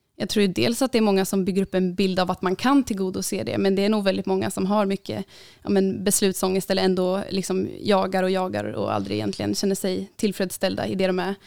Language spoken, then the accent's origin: Swedish; Uppsala, Uppsala County, Sweden; jag kommer ju här Uppsala